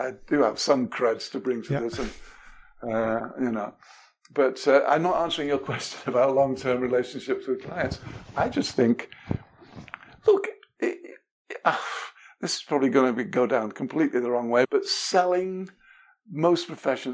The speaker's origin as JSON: {"language": "English", "region": "England", "country": "United Kingdom", "tie": "born or raised there", "moved": "yes", "said": "I was brought up in England"}